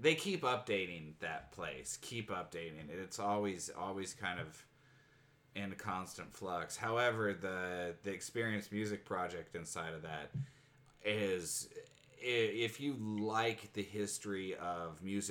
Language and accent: English; just north of Seattle, Washington, United States; We had grown up just north of Seattle